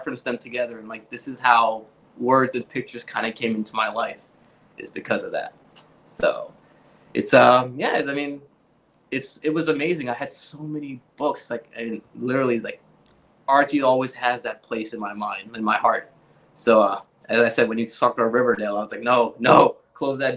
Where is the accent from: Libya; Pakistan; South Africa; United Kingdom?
Pakistan; English is a second language; moved away; growing up in Pakistan